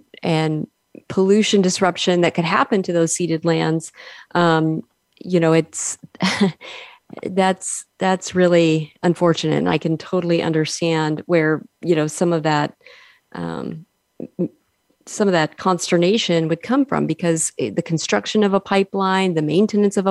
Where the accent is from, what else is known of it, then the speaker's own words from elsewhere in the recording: Illinois, United States; I'm originally from Illinois